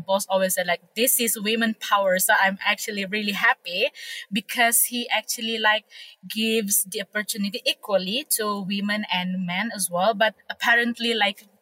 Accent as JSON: {"language": "English", "country": "Malaysia", "said": "I am from Borneo and I am a local"}